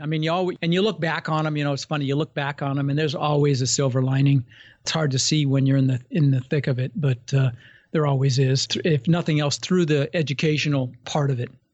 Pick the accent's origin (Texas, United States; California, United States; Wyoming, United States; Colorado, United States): Colorado, United States; Denver; moved away as an adult; also born or lived in Netherlands; now in Florida, United States; I immigrated when I was six from Holland, and ended up in Denver